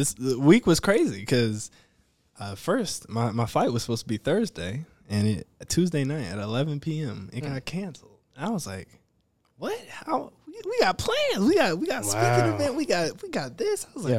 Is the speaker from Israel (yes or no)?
no; Covington, Georgia, United States; moved away as an adult; also born or lived in Fort Valley, Georgia; now in Grand Rapids, United States; I'm from Covington, all right?